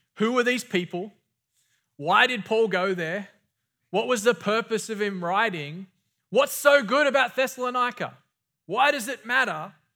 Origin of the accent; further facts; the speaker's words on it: Australia; growing up in Australia